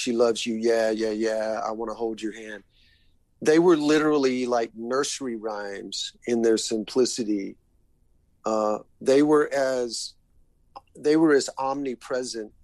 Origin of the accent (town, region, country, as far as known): Macon, Georgia, United States; born or raised there